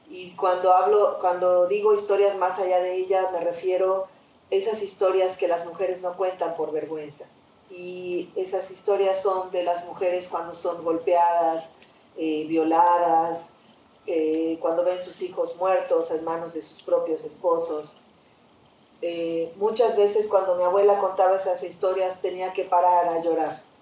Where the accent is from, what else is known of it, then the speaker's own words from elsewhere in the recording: Yucatán, Mexico; soy de Yucatán y en mi teatro está la huella de mi lugar de nacimiento.